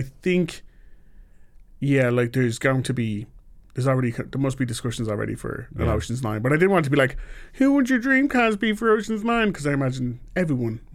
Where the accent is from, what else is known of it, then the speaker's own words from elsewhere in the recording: Ireland; I'm from Ireland